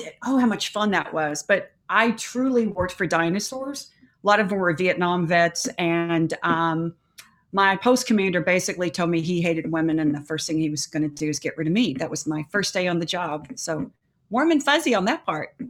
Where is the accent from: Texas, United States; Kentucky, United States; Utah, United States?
Kentucky, United States; Louisville; born and raised in Louisville, Kentucky.